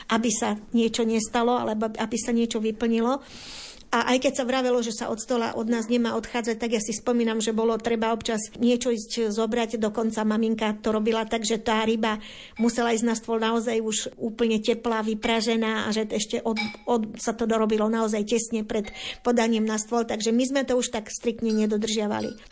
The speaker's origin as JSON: {"language": "Slovak", "town": "Detva", "region": "Banská Bystrica Region", "country": "Slovakia", "tie": "born or raised there", "said": "na podpolianí alebo teda u nás na Lazoch detvianských"}